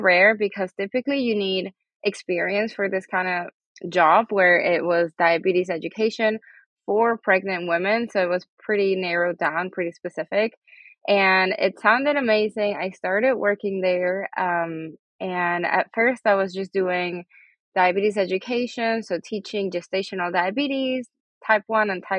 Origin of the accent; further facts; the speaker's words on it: Venezuela; first language Spanish; English is a second language; now in United States; My primary language is Spanish. I'm actually from Venezuela, but I've been in the U.S. for many years now.